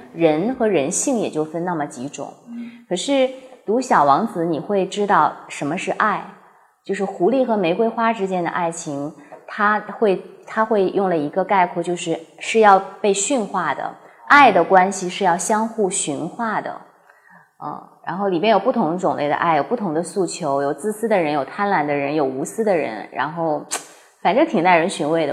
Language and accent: Chinese; Heilongjiang, China; moved away; 我的家乡在黑龙江